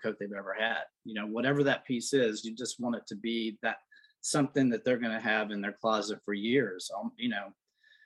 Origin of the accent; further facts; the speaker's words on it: South Louisiana, United States; also born or lived in New York / Los Angeles; now in Florence, Alabama, United States; I grew up in the South. I'm from South Louisiana